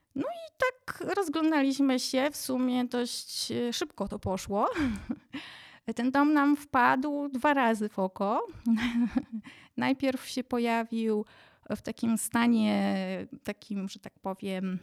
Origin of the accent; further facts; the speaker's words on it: Jedlicze, Subcarpathian Voivodeship, Poland; also born or lived in Dukla; now in Kaczawskie Mountains, Poland; wychowałam się w małym miasteczku na Podkarpaciu